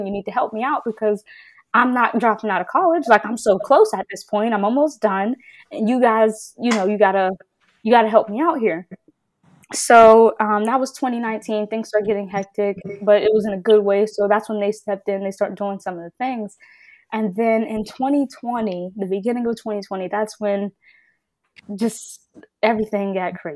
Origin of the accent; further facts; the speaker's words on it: Pittsburgh, Pennsylvania, United States; I'm from Pittsburgh, right? So I live 20 minutes from campus